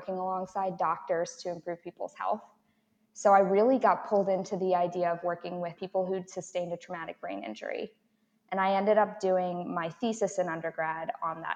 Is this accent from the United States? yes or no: yes; Baltimore, Maryland, United States; I grew up in Baltimore, in the county